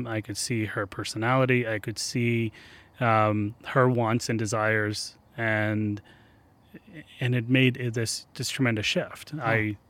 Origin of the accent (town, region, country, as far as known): Ahmedabad, Gujarat, India; English is a second language